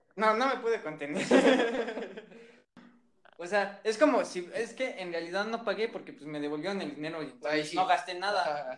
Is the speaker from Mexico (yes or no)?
yes; Mexico; soy un mexicano, pero quiero aprender mejor italiano